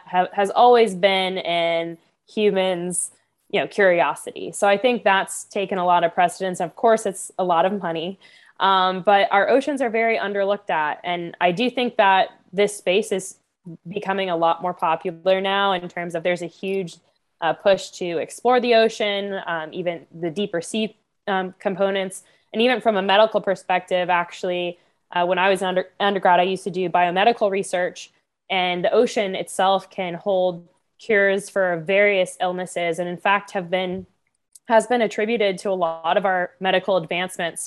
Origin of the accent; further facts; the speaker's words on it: Florida, United States; I grew up in Florida all my life